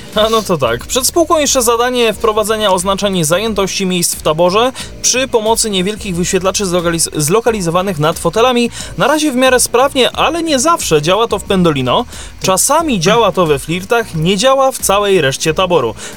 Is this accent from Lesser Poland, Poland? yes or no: yes; Kraków, Lesser Poland, Poland; tutaj u nas w Krakowie